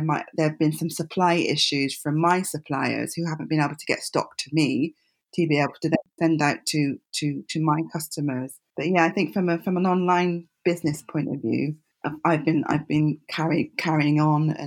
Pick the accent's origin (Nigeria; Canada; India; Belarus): Nigeria; I'm Nigerian myself, so I've grown up with fabric